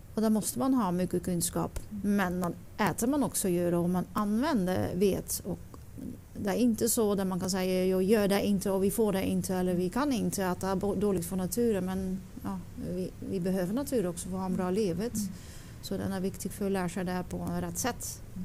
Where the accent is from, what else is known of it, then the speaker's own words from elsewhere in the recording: Netherlands; Swedish is a second language; moved away as an adult; now in Stöllet, Sweden; Jag kommer från Holland